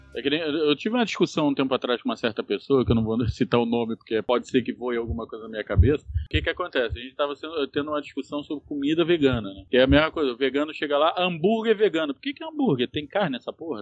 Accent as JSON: {"language": "Portuguese", "region": "Rio de Janeiro", "country": "Brazil", "said": "eu sou carioca"}